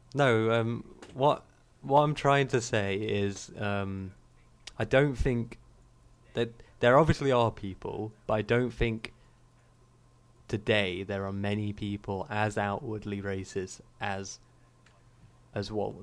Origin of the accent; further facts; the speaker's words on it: United Kingdom; growing up in Britain